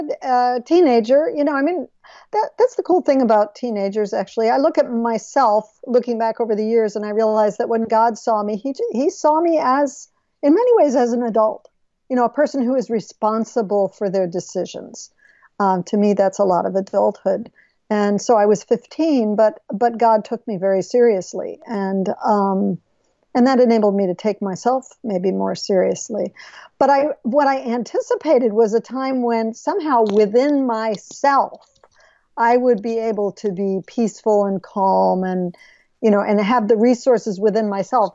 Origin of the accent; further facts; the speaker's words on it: Madison, Wisconsin, United States; moved away; also born or lived in Arlington; I grew up in Madison, Wisconsin